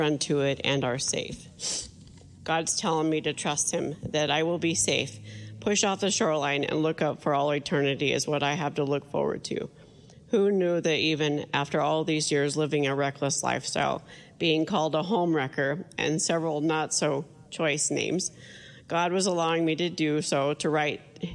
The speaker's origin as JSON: {"language": "English", "town": "Wheatland", "country": "United States", "tie": "born or raised there", "said": "Wheatland, my hometown."}